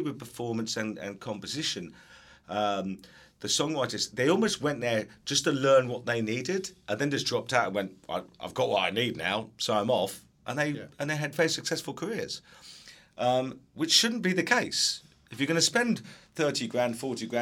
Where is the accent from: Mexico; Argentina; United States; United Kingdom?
United Kingdom; England; moved away; I was from England, I've come here, I've worked in education